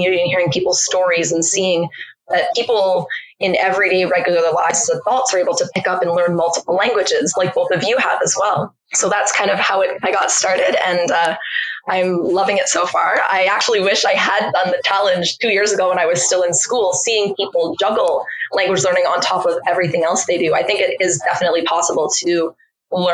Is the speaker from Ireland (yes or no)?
no; Canada; I'm Canadian. Therefore, I grew up learning French in school